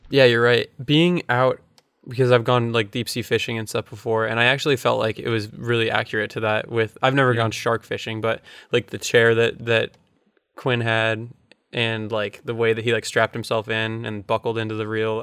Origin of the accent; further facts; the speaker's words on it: Florida, United States; growing up in Florida